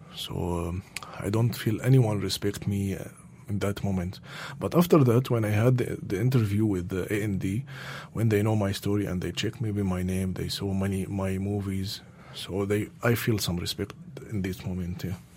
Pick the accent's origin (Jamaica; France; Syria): Syria; moved away as an adult; also born or lived in Damascus; now in Netherlands; I am from Syria. Uh, I'm Syrian uh, movie maker.